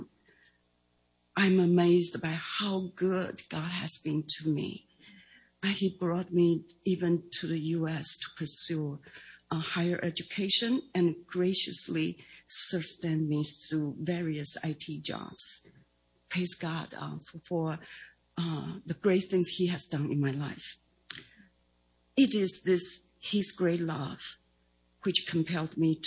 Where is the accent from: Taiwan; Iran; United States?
Taiwan; English is a second language; moved away; I was born and raised in Taiwan